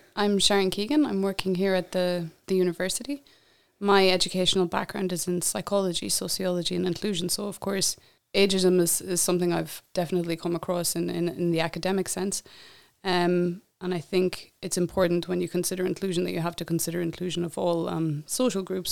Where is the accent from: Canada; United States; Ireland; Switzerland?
Ireland; moved away as an adult; I'm from Ireland